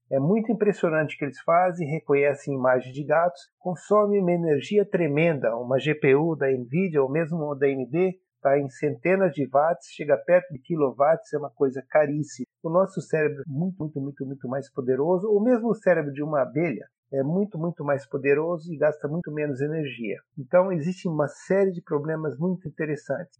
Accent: Brazil; moved away; nasci e cresci no Brasil

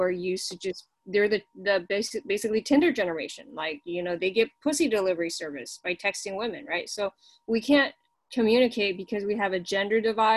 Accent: China; English is a second language; now in United States; I grew up in China

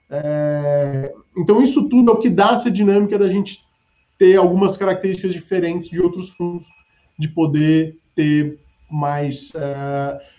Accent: Ribeirão Preto, São Paulo, Brazil; eu sou do interior, é, sou do interior de São Paulo, de Ribeirão Preto.

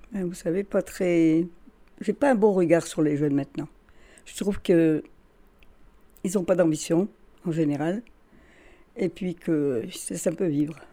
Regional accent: Carvin, Hauts-de-France, France; je suis née à Carvin le 3 novembre 1929.

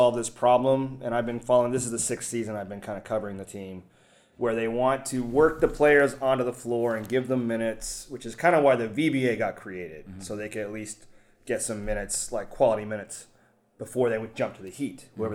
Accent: Canada; now in Vietnam; I'm from Canada

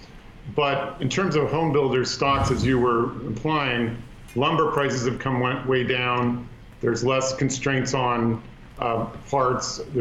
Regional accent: Palo Alto, California, United States; my hometown of Palo Alto, San Francisco

